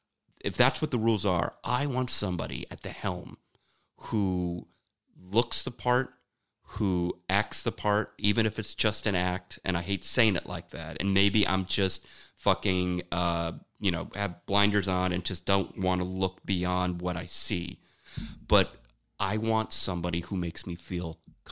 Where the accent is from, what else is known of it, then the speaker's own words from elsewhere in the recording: Germany; Right, we're from Germany. We go over there in Berlin.